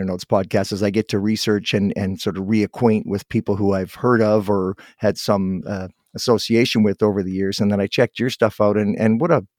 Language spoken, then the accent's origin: English; Guelph, Ontario, Canada; I'm from Guelph. Actually, I was born in Guelph